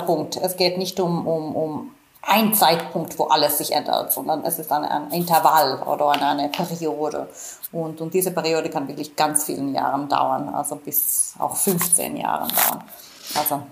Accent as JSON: {"language": "German", "country": "Finland", "moved": "yes", "said": "ich komme ursprünglich aus Finnland"}